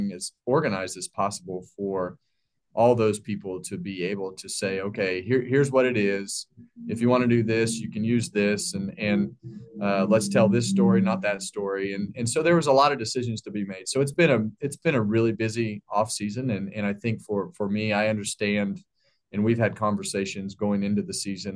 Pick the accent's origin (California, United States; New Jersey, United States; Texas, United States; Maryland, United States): California, United States; Bakersfield; when I was a kid, I grew up in Bakersfield, California